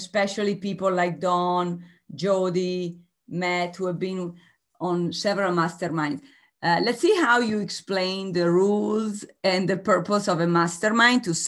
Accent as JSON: {"language": "English", "country": "Italy", "moved": "yes", "said": "I am originally from Italy"}